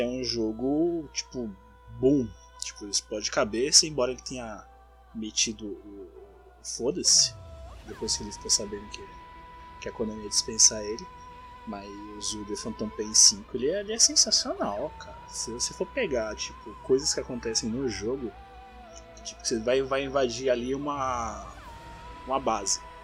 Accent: Mauá, São Paulo, Brazil; eu sou da BC, eu moro em Mauá

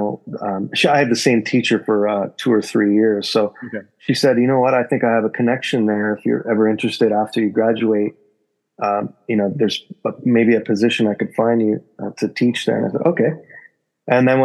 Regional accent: Hamilton, Ontario, Canada; moved away as an adult; now in Osaka, Japan; I'm originally from Canada, from Hamilton, Ontario. That's my hometown

